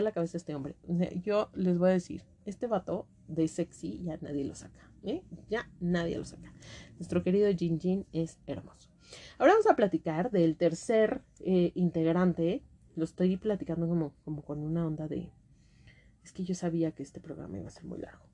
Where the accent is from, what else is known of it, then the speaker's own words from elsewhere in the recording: Mexico; las que somos de México